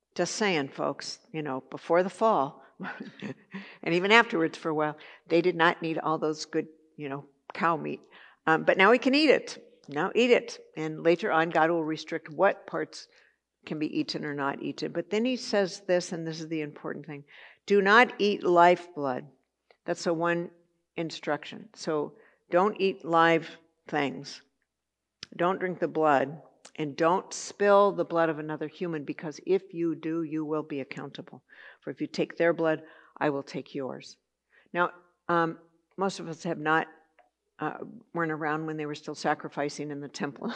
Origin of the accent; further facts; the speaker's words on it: Santa Barbara, California, United States; I grew up in Santa Barbara